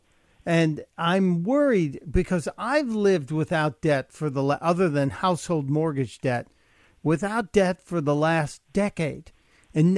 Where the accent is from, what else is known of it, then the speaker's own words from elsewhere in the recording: Chicago, Illinois, United States; also born or lived in New York City; now in Delaware, United States; I grew up in Chicago and I lived in New York City.